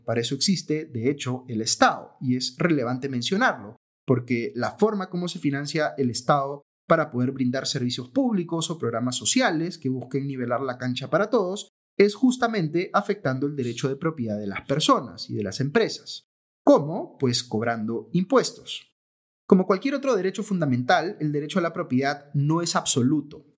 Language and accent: Spanish; Peru